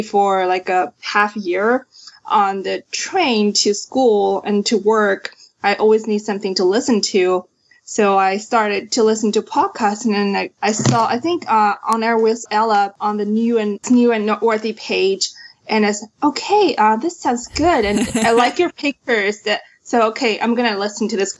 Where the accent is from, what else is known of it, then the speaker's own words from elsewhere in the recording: China; moved away as an adult; also born or lived in New York, United States; now in Sunnyvale, United States; I grew up in China. I moved to the States uh, in 2009 for schools.